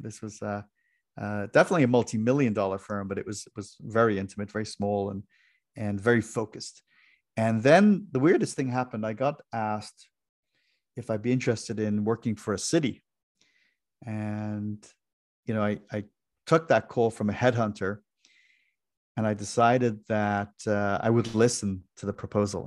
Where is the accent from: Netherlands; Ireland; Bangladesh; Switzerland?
Ireland; moved away as an adult; now in United States; I was born and raised in Ireland, and in my early twenties, I came to the U S.